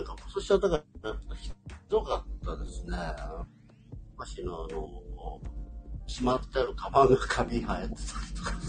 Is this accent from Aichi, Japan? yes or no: no; Okinawa, Japan; 僕ら沖縄の人間って結構あのスコールみたいな熱帯の雨慣れてんですけど、